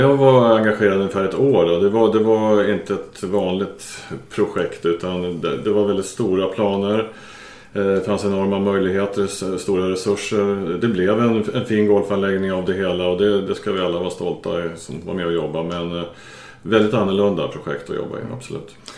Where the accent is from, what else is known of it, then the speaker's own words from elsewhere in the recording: Åland Islands; som ålänning